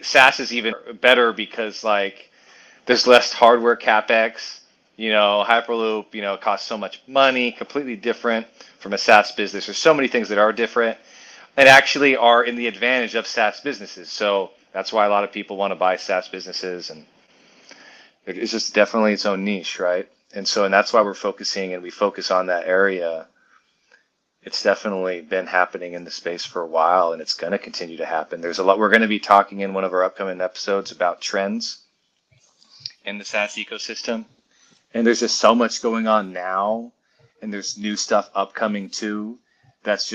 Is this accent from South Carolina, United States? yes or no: no; Washington, United States; growing up in Washington State, the Pacific Northwest